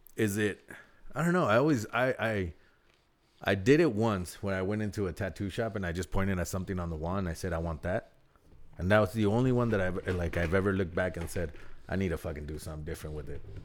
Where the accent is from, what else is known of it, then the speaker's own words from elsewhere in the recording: Southern California, United States; I'm from SoCal.